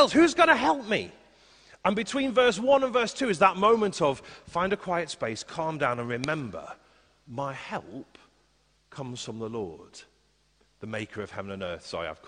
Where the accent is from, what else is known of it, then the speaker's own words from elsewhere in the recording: Liverpool, North West England, United Kingdom; I grew up in Liverpool, in a place called Highton